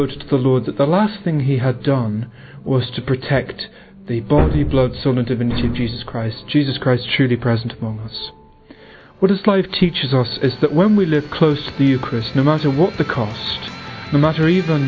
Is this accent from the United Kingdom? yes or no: yes; England, United Kingdom; I'm from England, I'm 22